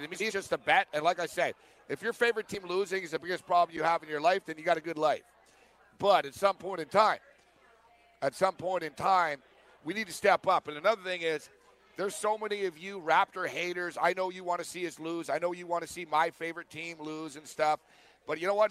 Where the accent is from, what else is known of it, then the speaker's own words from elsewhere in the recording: Canada; I'm Canadian